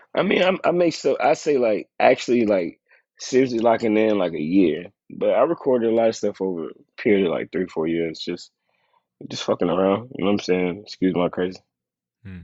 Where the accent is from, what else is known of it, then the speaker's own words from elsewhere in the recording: Tennessee, United States; I'm from I'm from Tennessee